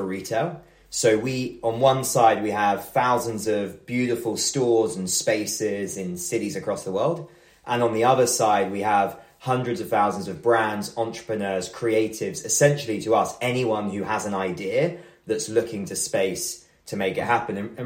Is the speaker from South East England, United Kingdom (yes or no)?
yes; near Buckinghamshire, South East England, United Kingdom; I grew up just outside of London, near Buckinghamshire